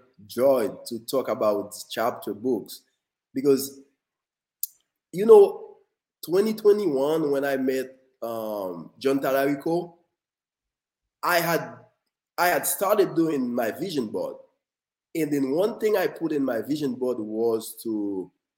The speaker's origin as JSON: {"language": "English", "country": "Haiti", "tie": "born or raised there", "moved": "yes", "said": "born and raised in Haiti"}